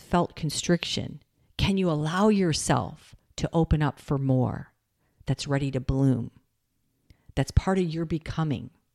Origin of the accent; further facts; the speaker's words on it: Michigan, United States; I grew up in Michigan.